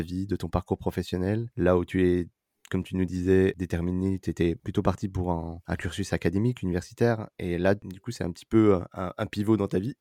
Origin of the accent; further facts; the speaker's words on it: France; les Français natifs